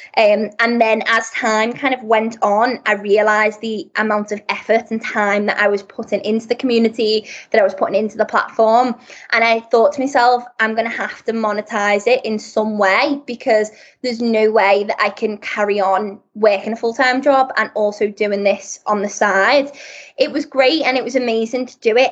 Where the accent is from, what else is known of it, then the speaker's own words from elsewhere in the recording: Liverpool, North West England, United Kingdom; moved away as an adult; also born or lived in Birmingham; I'm originally from Liverpool, so more up north.